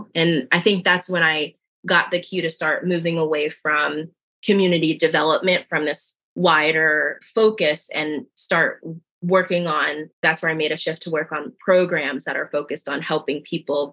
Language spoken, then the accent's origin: English; New Jersey, United States; now in Philadelphia, United States; I was born and raised in South Jersey, small town in South Jersey, right outside of Philadelphia